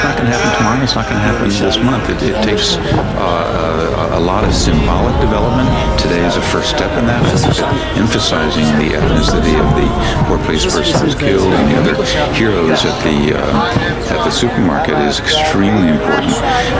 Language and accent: English; United States; moved away as an adult; now in Paris, France; My sense as an American living in Paris for the last eight or nine years